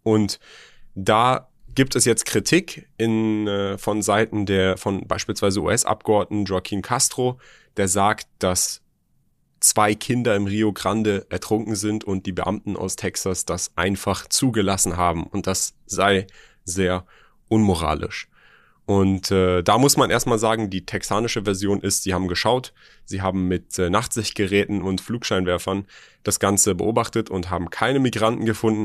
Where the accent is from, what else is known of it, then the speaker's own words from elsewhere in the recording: Germany; hier bei uns in Deutschland